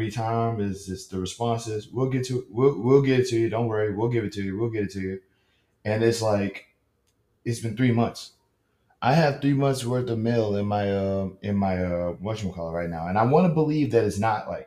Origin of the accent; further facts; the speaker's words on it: Louisiana, United States; I'm from Louisiana.